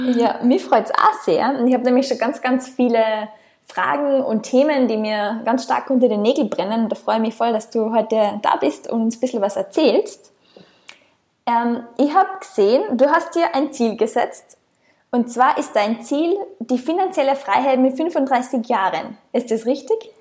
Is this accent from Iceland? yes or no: no; Austria; moved away as an adult; ich komme ursprünglich aus Österreich